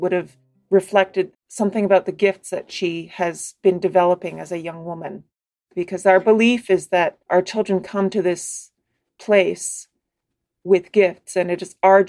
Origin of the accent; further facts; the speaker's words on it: Kahnawake, Quebec, Canada; now in Ottawa, Canada; I'm from Gahnawage, a territory outside of Montreal, Quebec.